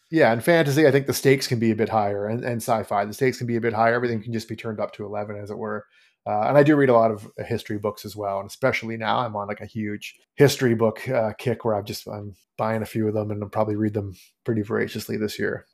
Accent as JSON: {"language": "English", "country": "Canada", "tie": "born or raised there", "said": "grew up, born and raised in Canada"}